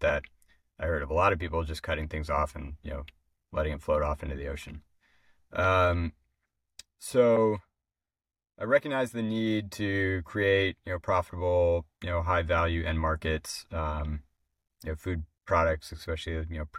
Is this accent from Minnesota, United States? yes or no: yes; Minnesota, United States; So, I didn't grow up by the ocean. I grew up actually in Minnesota, but the conservation was pretty well woven throughout my family.